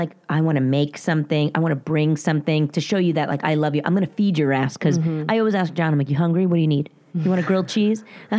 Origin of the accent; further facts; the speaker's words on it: New Jersey, United States; accent: very Jersey; in my very Jersey accent